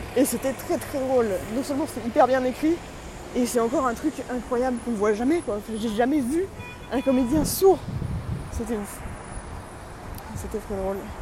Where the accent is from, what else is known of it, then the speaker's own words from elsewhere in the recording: France; now in New York, United States; je suis français, évidemment